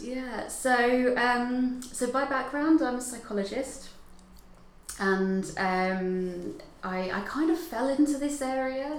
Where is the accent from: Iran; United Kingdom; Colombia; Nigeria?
United Kingdom; Hertfordshire, East of England; moved away as an adult; also born or lived in Dundee; I'm originally from Hertfordshire.